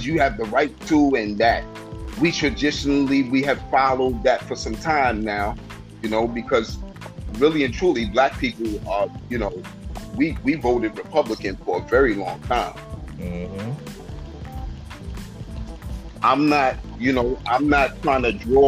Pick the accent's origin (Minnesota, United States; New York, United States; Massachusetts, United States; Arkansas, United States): New York, United States; New York City; also born or lived in Brooklyn, New York; I'm from Harlem originally